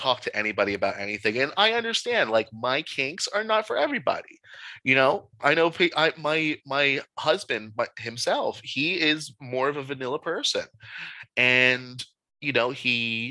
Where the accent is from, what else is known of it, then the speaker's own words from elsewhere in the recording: New Jersey, United States; moved away; I'm originally from South Jersey as well